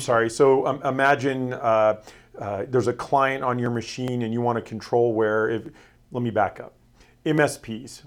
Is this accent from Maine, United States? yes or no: no; Florida, United States; moved away; I was born and raised in Florida